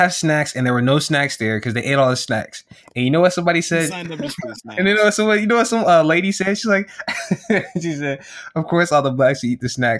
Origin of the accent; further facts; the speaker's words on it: Texas, United States; usually if I go somewhere, I'd be like, I'm from Texas.